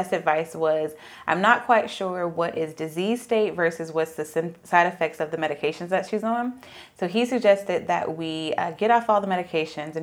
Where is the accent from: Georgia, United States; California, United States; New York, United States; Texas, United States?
Georgia, United States; Atlanta; moved away as an adult; also born or lived in Tennessee / Arizona; I'm from Atlanta